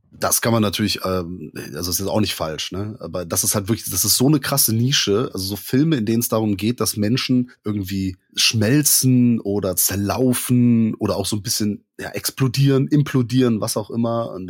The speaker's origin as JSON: {"language": "German", "region": "Rhineland", "country": "Germany", "said": "Wir kommen aus dem Rheinland und sprechen trotzdem Hochdeutsch."}